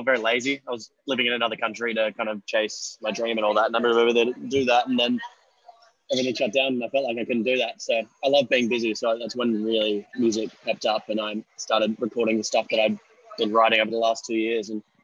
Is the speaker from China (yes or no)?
no; Australia; accent: Australian; moved away as an adult; also born or lived in Los Angeles, United States; I'm an American soul with an Australian accent